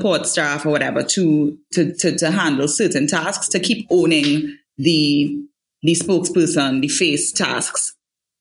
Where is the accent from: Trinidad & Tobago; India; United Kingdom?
Trinidad & Tobago; Diego Martin and St. James; I grew up in West Trinidad in Diego Martin and St. James